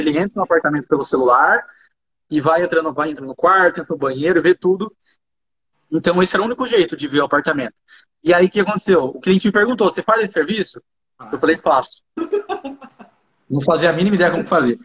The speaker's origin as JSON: {"language": "Portuguese", "town": "Jacareí", "region": "São Paulo", "country": "Brazil", "also_born_or_lived": "Rio de Janeiro / São José dos Campos", "accent": "caipira", "said": "eu sou de Acaraí mesmo"}